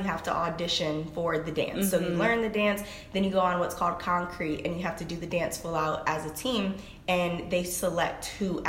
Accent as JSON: {"language": "English", "town": "Cleveland", "region": "Ohio", "country": "United States", "said": "I'm from Cleveland, Ohio"}